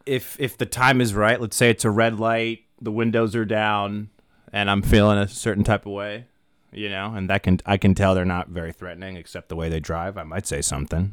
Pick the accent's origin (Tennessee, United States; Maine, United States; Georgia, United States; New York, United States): Maine, United States; moved away as an adult; now in Los Angeles, United States; originally, I'm from Maine. I've been here for ten years.